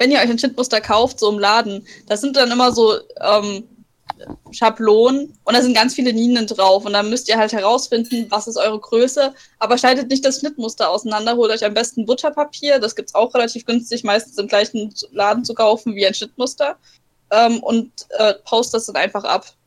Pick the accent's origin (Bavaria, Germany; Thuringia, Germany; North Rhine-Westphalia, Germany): Bavaria, Germany; Ja, bei uns in Bayern gibt es immer